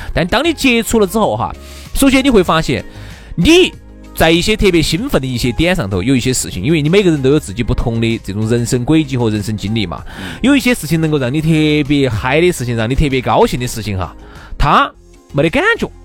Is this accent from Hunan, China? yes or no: no; Chengdu, Sichuan, China; 现在我们这种四川的朋友